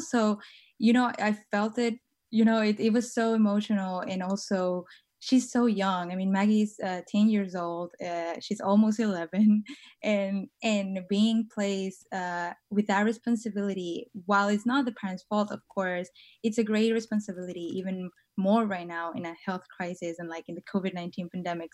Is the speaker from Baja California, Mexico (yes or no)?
yes; Tijuana, Baja California, Mexico; moved away as an adult; now in San Francisco, United States; I was born and raised in Tijuana, which is in the border, um, with San Diego